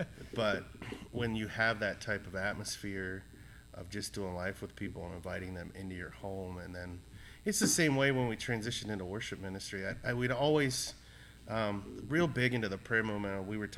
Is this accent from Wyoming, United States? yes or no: no; Harrisburg, Pennsylvania, United States; moved away as an adult; now in Sioux Falls, United States; I grew up just outside of Harrisburg, Pennsylvania.